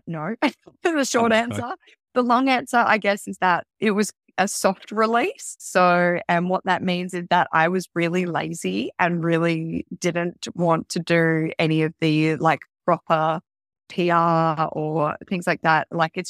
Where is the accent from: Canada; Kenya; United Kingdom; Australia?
Australia; Kalamunda, Western Australia; I had a really wonderful mom, a really wonderful family, and I had a beautiful childhood growing up in Kalamunda. So Kalamunda represents.